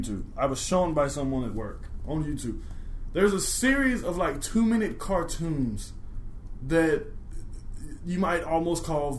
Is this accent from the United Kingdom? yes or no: no; United States; I would say I'm from America.